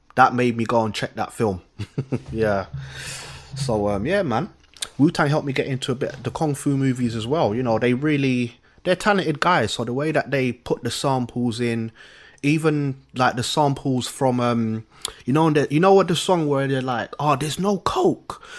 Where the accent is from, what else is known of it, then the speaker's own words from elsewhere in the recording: London, United Kingdom; I'm from London.